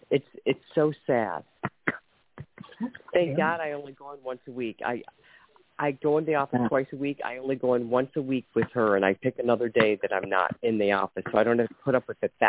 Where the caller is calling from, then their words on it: Ohio, United States; Ohio. I called about 4 months ago, maybe, a while ago.